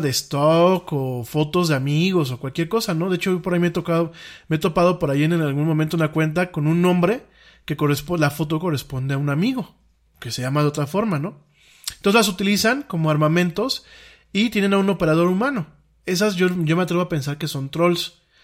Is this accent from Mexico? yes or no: yes; Mexico; aquí en mi país